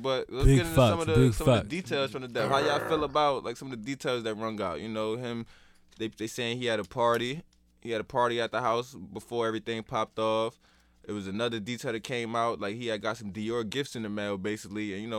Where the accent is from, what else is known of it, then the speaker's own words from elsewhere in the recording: New York, United States; I ain't going to say we, like, I'm from New York, but I felt like New York was bringing East Coast